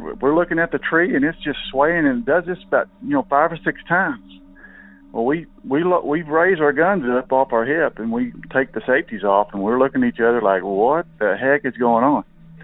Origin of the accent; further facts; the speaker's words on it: Northeast Texas, United States; I'm from Northeast Texas